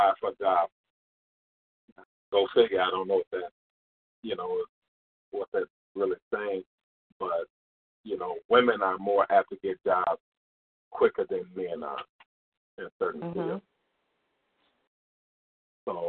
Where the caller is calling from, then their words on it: Indiana, United States; I'm calling from Indiana.